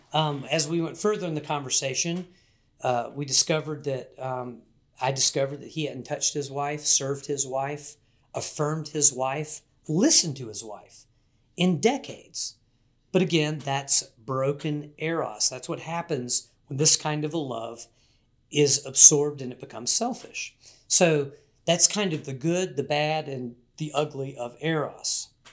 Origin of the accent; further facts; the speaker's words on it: Wilmington, North Carolina, United States; I grew up in Wilmington, North Carolina, part of Hurricane Alley